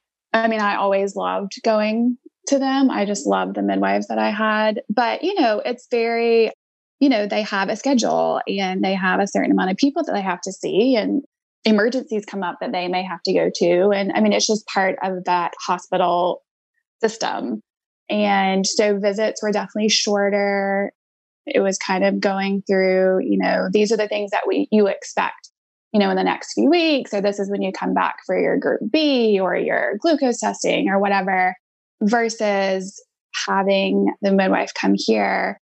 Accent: Georgia, United States; my best friends I grew up with in Georgia didn't even know about it.

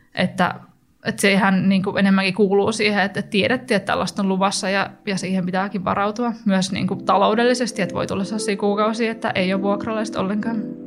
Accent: Turku, Southwest Finland, Finland; moved away; mä oon itse sieltä kotoisin

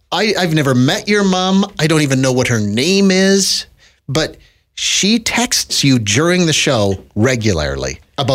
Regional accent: Saskatchewan, Canada; moved away; when I was a kid growing up in Saskatchewan, they were thongs. And I'm of a certain age that a lot of my friends that still live back there

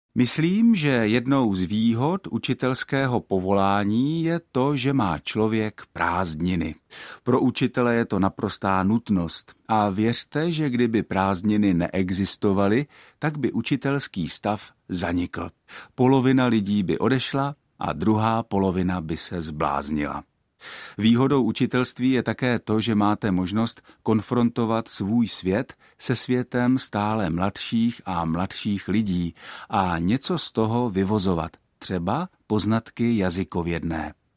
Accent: Czechia; my Češi

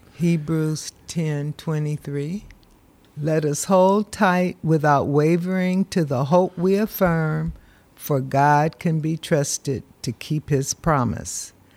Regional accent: Berkeley, California, United States; also born or lived in San Jose, California; I'm from Berkeley, California.

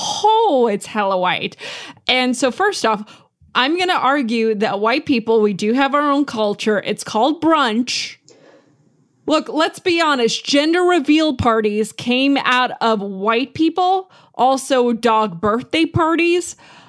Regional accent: New Jersey, United States; moved away as an adult; also born or lived in New York; now in Nashville, United States; I grew up in New Jersey and New York. And for the first time, I mean, listeners of the show know this, I'm for the next 2 years living in a different place every single month. And I'm in Nashville now.

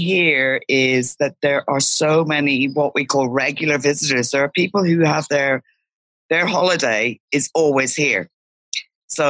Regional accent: Ireland; moved away as an adult; also born or lived in Sydney, Australia; now in Antiparos, Greece; I grew up in Ireland. When I was 28, I moved to Australia, lived in Sydney for 23 years.

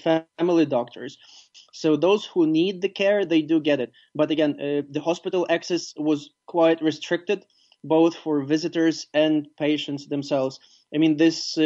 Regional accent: Ivano-Frankivsk, Ivano-Frankivsk Oblast, Ukraine; my hometown, Ivano-Frankivsk

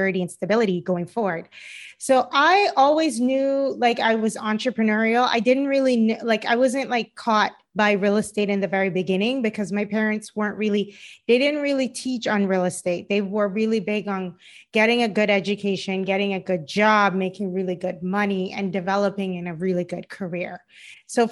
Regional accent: Cayman Islands; moved away as an adult; also born or lived in Boston, United States; now in Los Angeles, United States; I'm originally from the Cayman Islands, and I live in Los Angeles

